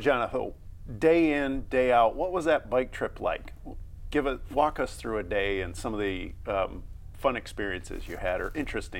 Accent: Byron Center, Michigan, United States; I grew up in the Byron Center bubble

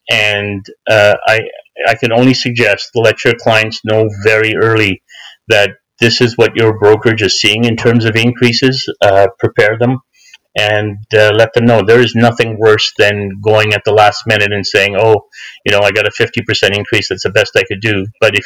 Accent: Canada; as an Ismaili Muslim, as a Canadian and a follower of the Aga Khan

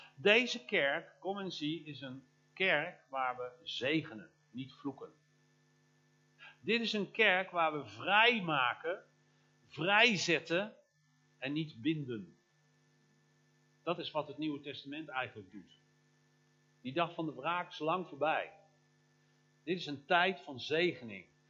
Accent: Limburg, Netherlands; in ons Limburg

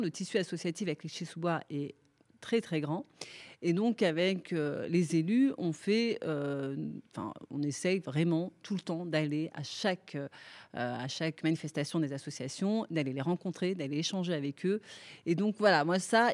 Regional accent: Clichy-sous-Bois, Île-de-France, France; je suis née là, j'ai grandi là, donc j'ai une certaine proximité avec les habitants du territoire.

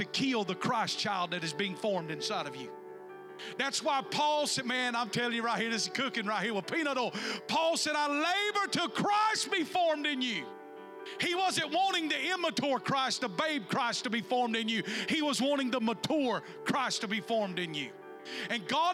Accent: the South, United States; growing up in the South

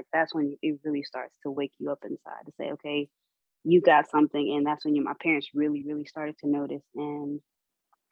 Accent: North Carolina, United States; also born or lived in Savannah, Georgia; now in Atlanta, United States; growing up on North Carolina barbecue

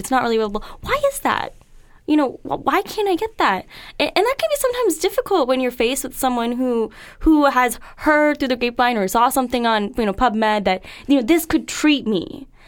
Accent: United States; I, I'm an American citizen. Uh, I plan to live here my entire life

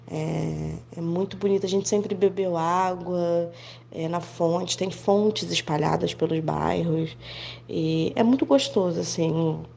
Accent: Magé, Rio de Janeiro, Brazil; Eu moro em Magé, sou de Magé, fui criada em Magé. E lá em Pau Grande, terra de Garrincha

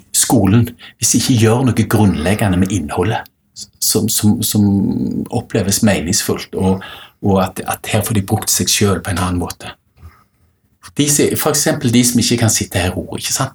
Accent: Stavanger, Rogaland, Norway; når jeg vokste opp i Stavanger

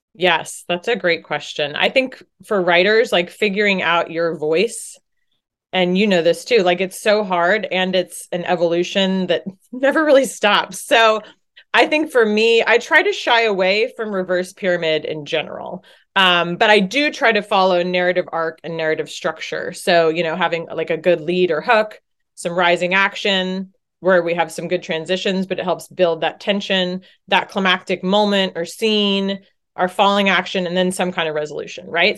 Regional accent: Chapel Hill, North Carolina, United States; moved away as an adult; also born or lived in Boston / Virginia; I grew up in Chapel Hill, North Carolina, cheering for the Tar Heels.

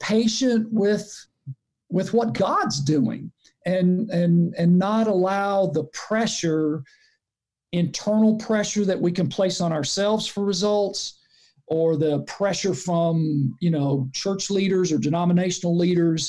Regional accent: Chattanooga, Tennessee, United States; accent: Southern; moved away as an adult; also born or lived in Nashville, Tennessee / Memphis, Tennessee / Jacksonville, Florida; now in Cleveland, United States; grew up in Chattanooga, Tennessee

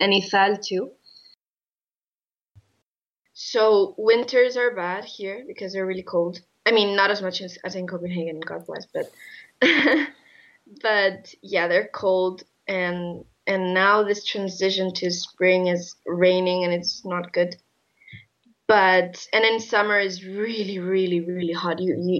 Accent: Madrid, Community of Madrid, Spain; English is a second language; I lived in 161 in Tietgen for a semester, and I'm from Spain. Madrid.

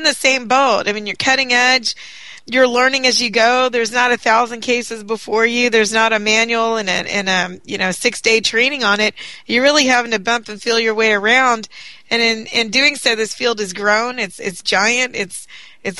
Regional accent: Texas, United States; our Texas upbringing

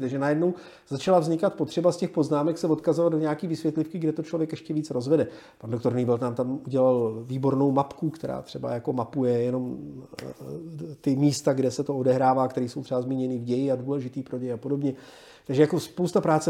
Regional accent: Prague, Czechia

